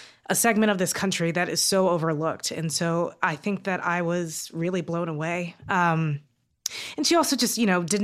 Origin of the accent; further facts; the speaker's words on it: Kentucky, United States; growing up in Kentucky